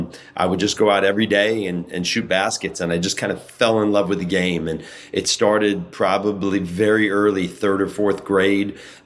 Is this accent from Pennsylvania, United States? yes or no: no; Los Angeles, California, United States; Well, growing up in Los Angeles, actually in East Los Angeles is where I grew up.